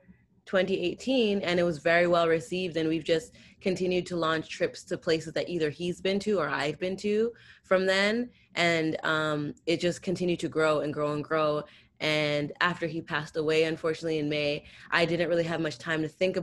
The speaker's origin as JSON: {"language": "English", "town": "Toronto", "region": "Ontario", "country": "Canada", "said": "I'm from Canada"}